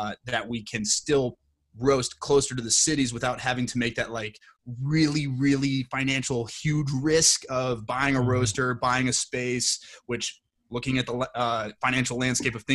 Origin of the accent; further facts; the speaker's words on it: Plymouth, Minnesota, United States; I was born and raised in Plymouth, Minnesota